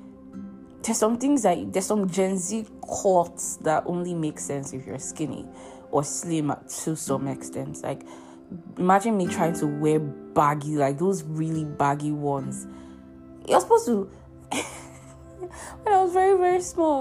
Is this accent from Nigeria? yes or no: yes; Nigeria; also born or lived in Europe; As a Nigerian in Nigeria